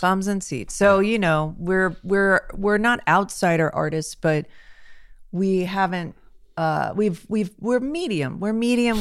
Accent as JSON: {"language": "English", "town": "Los Angeles", "region": "California", "country": "United States", "tie": "born or raised there", "said": "I grew up in Hollywood"}